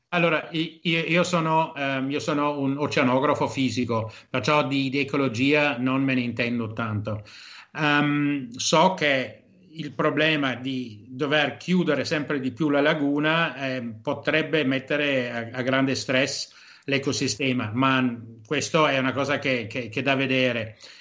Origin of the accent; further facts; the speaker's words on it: Germany; moved away as an adult; now in Venice, Italy; io sono tedesco, mia madre vent'anni fa mi chiamava e mi diceva che c'è acqua alta a Venezia perché la davano in televisione tedesca